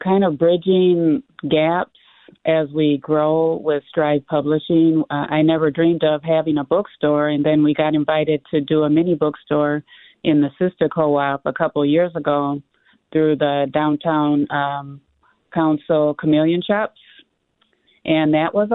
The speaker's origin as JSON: {"language": "English", "town": "Minneapolis", "region": "Minnesota", "country": "United States", "tie": "born or raised there", "said": "growing up in North Minneapolis"}